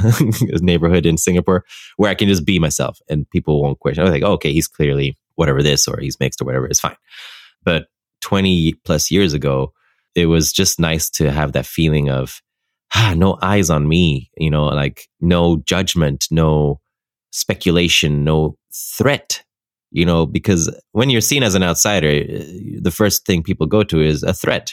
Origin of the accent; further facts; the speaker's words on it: Ethiopia; moved away as an adult; also born or lived in Netherlands; I grew up in Ethiopia for 18 years of my life. And for me, that's a place I consider home